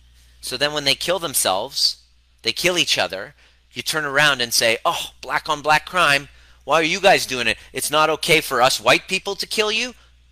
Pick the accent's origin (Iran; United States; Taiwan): Iran; now in Canada; I know that's how I felt when I came to from Iran to Canada. I hated myself because I would see everything talked about Persians, about Iranians.